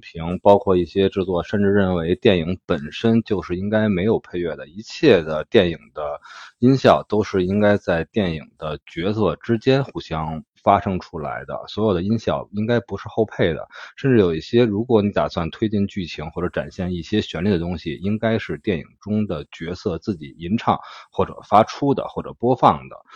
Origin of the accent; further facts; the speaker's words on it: Beijing, China; 咱们的家乡，北京